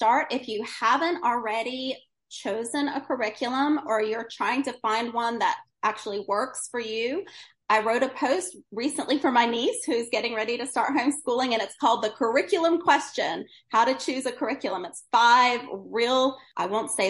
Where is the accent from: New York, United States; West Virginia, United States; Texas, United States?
New York, United States; Woodstock; I grew up in Woodstock, New York